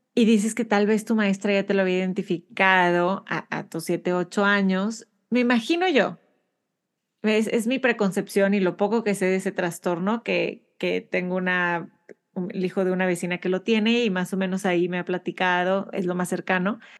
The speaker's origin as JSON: {"language": "Spanish", "town": "Monterrey", "region": "Nuevo León", "country": "Mexico", "tie": "born or raised there", "said": "nací y, crecí en Monterrey, México"}